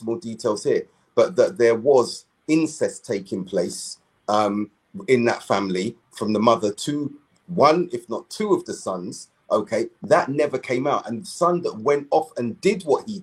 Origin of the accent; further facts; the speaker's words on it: London, United Kingdom; We're from South London.